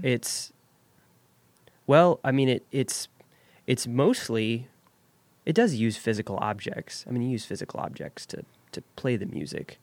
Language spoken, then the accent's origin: English; Jackson, United States; I grew up here in Jackson